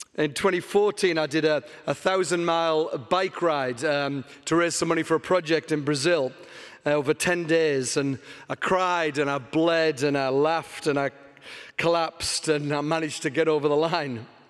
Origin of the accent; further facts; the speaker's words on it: England, United Kingdom; moved away; because I'm from England, you can spot that in my weird accent already.